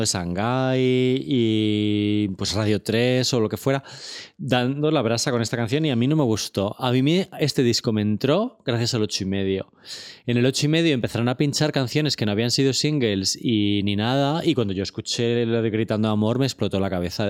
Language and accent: Spanish; Torrejón de Ardoz, Community of Madrid, Spain; Yo soy de Torrejón, o sea, estamos en la misma carretera de Barcelona.